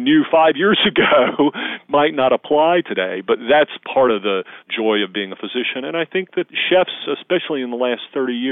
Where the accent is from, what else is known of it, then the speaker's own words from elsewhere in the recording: the South, United States; I grew up in the South